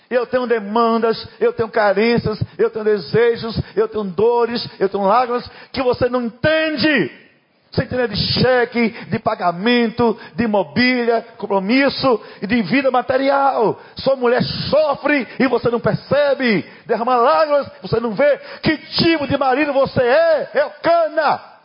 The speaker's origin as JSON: {"language": "Portuguese", "region": "Northeast Region", "country": "Brazil", "said": "eu sou nordestino"}